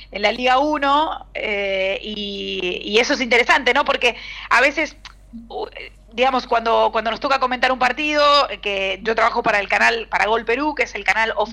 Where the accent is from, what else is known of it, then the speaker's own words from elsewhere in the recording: Argentina; accent: Argentine; Nosotros tenemos un acento muy marcado, muy fuerte.